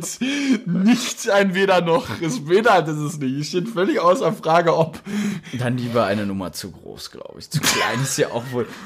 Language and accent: German; Rheda-Wiedenbrück, North Rhine-Westphalia, Germany; Bei uns in Reda Wiedenbrück